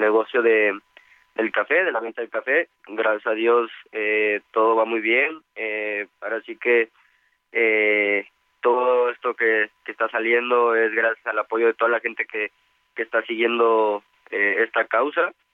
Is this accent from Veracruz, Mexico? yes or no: yes; Veracruz, Mexico; yo soy originario de Veracruz